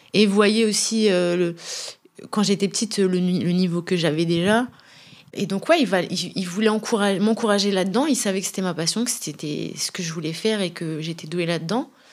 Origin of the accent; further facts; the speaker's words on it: Brest, Brittany, France; also born or lived in Rabat, Morocco; je suis née au Maroc à Rabat. J'ai cinq frères et sœurs, une grande famille. Voilà, j'ai grandi à Brest